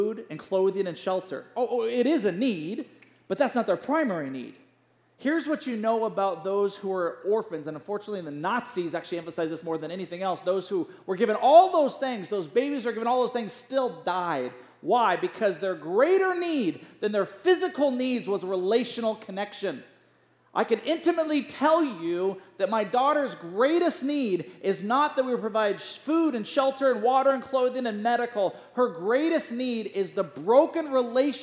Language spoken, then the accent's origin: English; United States